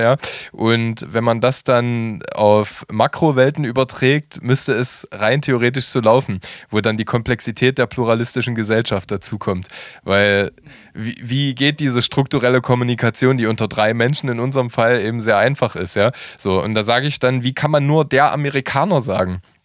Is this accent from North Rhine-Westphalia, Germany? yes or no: no; Halle, Saxony-Anhalt, Germany; moved away as an adult; now in Leipzig, Germany; gebürtiger Hallenser und lebe ist, äh, ist seit 17 Jahren in Könnewitz